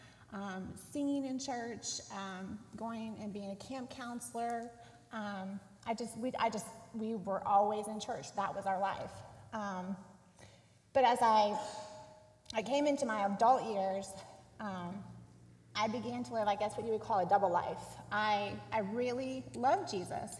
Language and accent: English; Dayton, Ohio, United States; moved away; I grew up in Dayton, Ohio, in a small suburb